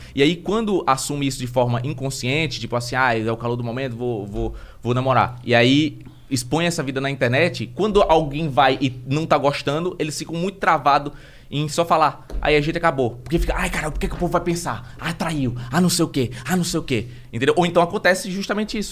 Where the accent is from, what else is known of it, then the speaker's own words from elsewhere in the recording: Maceió, Alagoas, Brazil; moved away as an adult; now in São Paulo, Brazil; eu venho de Maceió